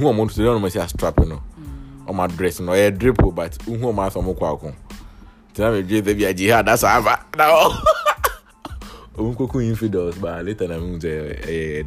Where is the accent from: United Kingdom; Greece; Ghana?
Ghana; Kintampo, Bono East; I grew up in Gintampo